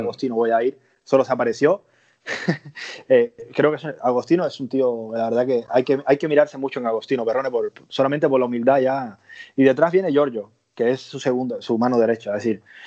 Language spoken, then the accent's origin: Spanish; Cuba; moved away as an adult; also born or lived in Andalusia; now in Spain; soy cubano. Eh, a los 20 años de Cuba me vine a Andalucía.